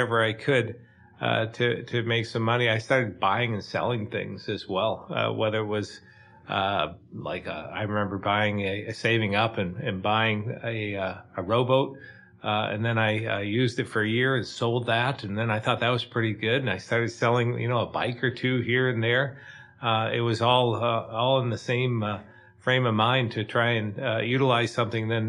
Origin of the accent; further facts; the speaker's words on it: Barre, Vermont, United States; I grew up in Barrie